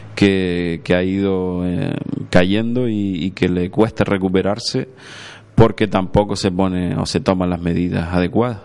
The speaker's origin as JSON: {"language": "Spanish", "town": "Agaete", "region": "Canary Islands", "country": "Spain", "said": "mi pueblo, que Agaete"}